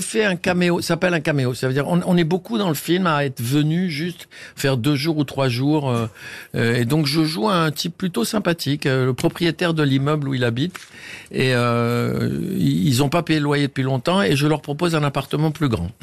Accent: Tunisia; moved away; C'est en Tunisie, dans la Médina, dans, mon pays, enfin dans ma terre natale

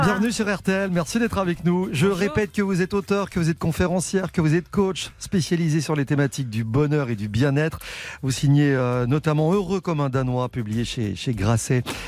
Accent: France; chez nous en France

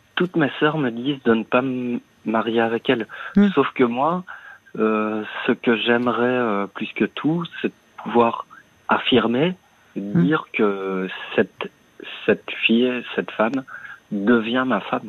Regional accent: Liège, Wallonia, Belgium; now in Brussels, Belgium; je suis né à Liège. J'habite euh, donc son appartement pour le moment à Bruxelles

